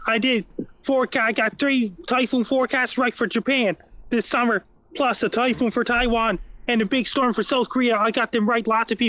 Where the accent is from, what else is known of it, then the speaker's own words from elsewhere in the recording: Sydney, Nova Scotia, Canada; I was born and raised in Sydney, Nova Scotia on April 24th, 1984.